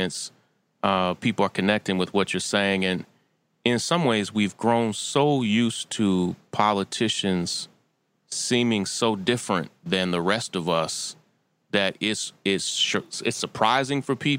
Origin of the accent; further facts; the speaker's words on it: Kentucky, United States; I'm from Kentucky